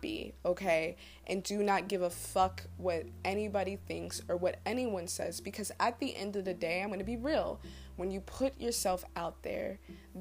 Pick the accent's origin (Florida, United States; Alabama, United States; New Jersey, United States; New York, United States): New Jersey, United States; I grew up in Jersey